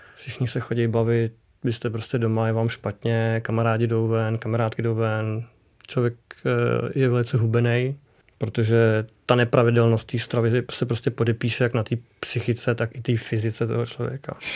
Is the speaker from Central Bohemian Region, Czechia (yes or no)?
yes; Kutná Hora, Central Bohemian Region, Czechia; u nás v Kutní hoře